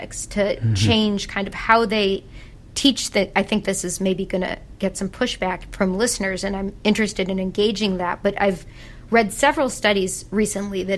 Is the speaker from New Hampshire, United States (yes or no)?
no; Chicago, Illinois, United States; moved away; I'm from Chicago